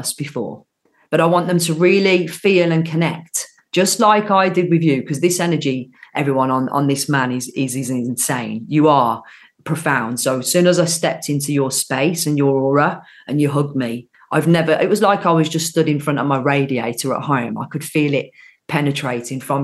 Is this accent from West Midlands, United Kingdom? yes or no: yes; Birmingham, West Midlands, United Kingdom; accent: Brummie; I'm from Birmingham through and through. So where you met me, which we were at the show, I live literally 10 minutes down the road. That's where I've grew up